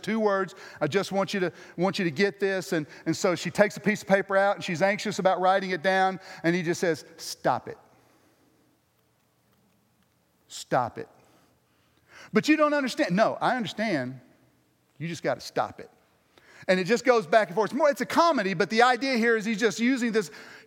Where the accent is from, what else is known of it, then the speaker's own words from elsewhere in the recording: United States; me being the American